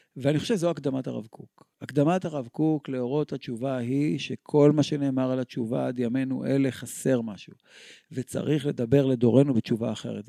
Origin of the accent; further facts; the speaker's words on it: Tel Aviv, Tel Aviv District, Israel; אנחנו גדלנו בכל העולם שלנו. אני זוכר את המצעדים הצבאיים שהיו ברחובו, ברחובות בתל אביב